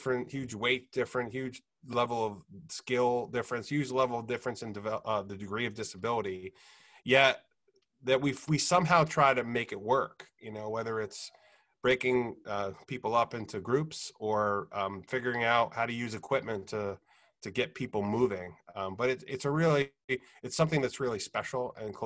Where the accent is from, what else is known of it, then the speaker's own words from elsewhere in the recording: New Jersey, United States; see them play in my home state